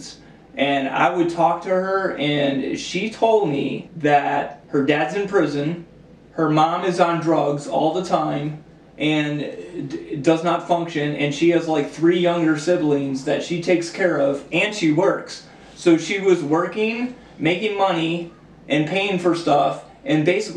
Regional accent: Cleveland, Ohio, United States; I came from Cleveland Public Schools. I went to Collinwood High School.

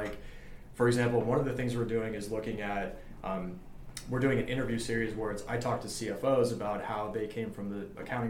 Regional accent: Los Angeles, California, United States; Yeah, I'm born and raised

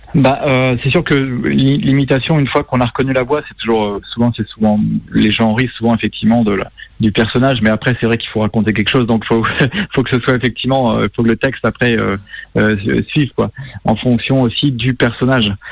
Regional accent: Plaintel, Brittany, France; moved away; je suis breton

